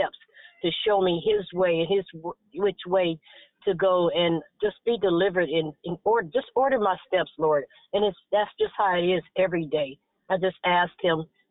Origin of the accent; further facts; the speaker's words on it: San Francisco, California, United States; I grew up in San Francisco